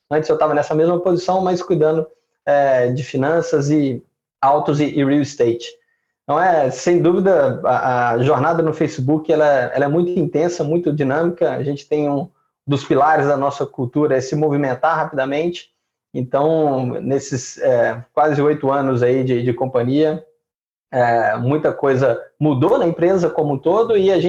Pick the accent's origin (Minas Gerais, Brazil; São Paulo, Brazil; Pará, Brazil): Minas Gerais, Brazil; Belo Horizonte; Bom, eu sou mineiro de, de Belo Horizonte